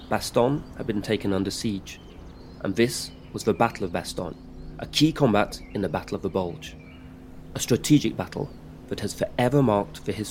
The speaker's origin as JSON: {"language": "English", "country": "United Kingdom", "also_born_or_lived": "France", "said": "I'm British and French."}